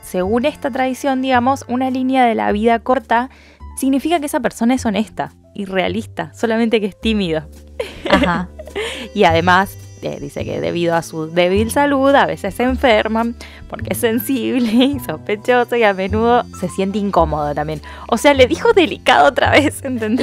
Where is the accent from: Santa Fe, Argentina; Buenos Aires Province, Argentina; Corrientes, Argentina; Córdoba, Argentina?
Santa Fe, Argentina; Cañada de Gómez; now in Rosario, Argentina; somos de Cañada de Gómez. Em, una ciudad cerca de Rosario. Ahí crecimos y después nos mudamos a Rosario